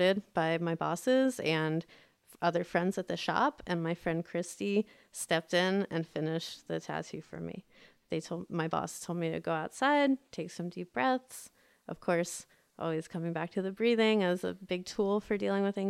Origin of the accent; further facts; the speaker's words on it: United States; they had us outside of DC in the suburbs